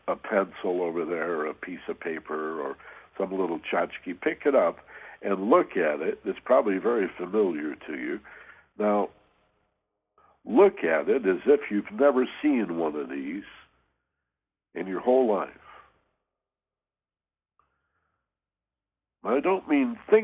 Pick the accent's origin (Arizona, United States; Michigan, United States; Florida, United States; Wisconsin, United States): Michigan, United States; We had these wonderful ravines where I grew up in Michigan